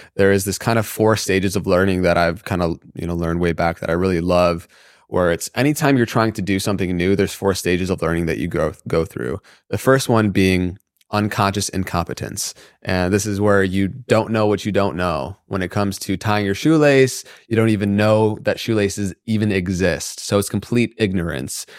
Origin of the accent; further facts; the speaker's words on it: Michigan, United States; growing up in the Midwest in Michigan